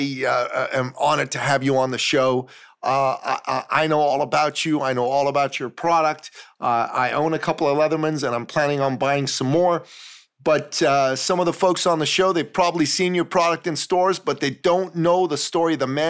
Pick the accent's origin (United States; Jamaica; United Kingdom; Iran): Iran; Tehran, Tehran Province; I'm a Christian from Tehran